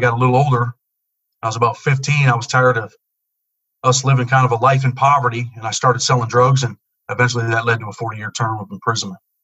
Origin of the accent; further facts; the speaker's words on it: Rochester, New York, United States; I grew up in um, Rochester, New York, in the inner city